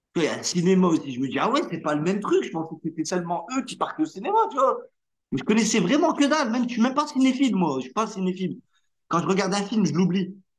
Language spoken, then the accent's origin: French; Hauts-de-France, France; first language Arabic; French is a second language; je suis natif des Hauts-de-France